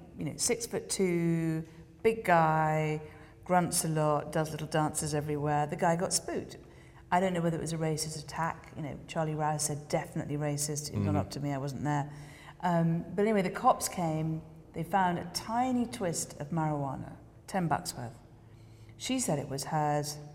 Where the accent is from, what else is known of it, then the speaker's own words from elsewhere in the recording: England, United Kingdom; I'm an English girl